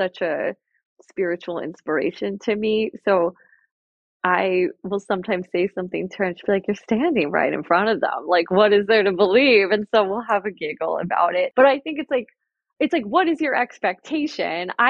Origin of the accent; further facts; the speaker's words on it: Jersey Shore, New Jersey, United States; I grew up on the Jersey Shore